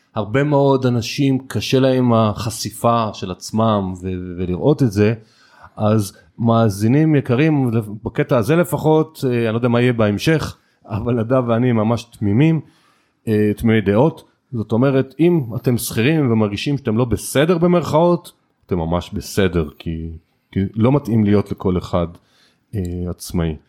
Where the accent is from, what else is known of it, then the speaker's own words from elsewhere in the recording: Israel; המנטליות שלנו כישראלים